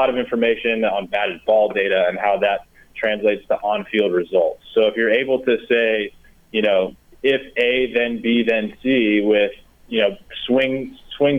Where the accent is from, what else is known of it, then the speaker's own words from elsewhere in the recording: Michigan, United States; moved away; I grew up in Michigan